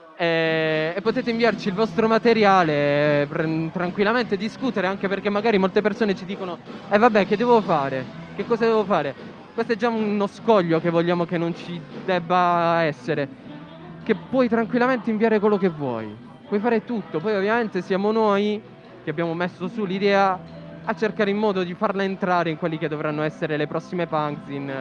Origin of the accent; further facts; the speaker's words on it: Noicattaro / Rutigliano, Apulia, Italy; siamo di Noi Cattaro Rutigliano